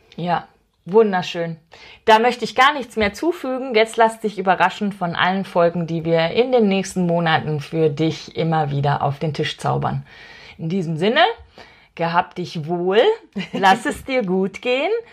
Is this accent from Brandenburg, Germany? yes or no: no; Ruhr area, North Rhine-Westphalia, Germany; ich komme aus dem Ruhrgebiet. Wir haben eh eine flapsigere Sprache